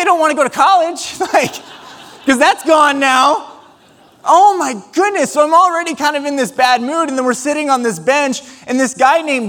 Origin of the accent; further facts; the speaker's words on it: Ames, Iowa, United States; we're from Ames, Iowa